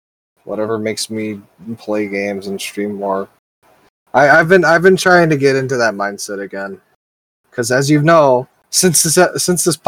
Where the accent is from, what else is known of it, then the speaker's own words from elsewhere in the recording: United States; I am an American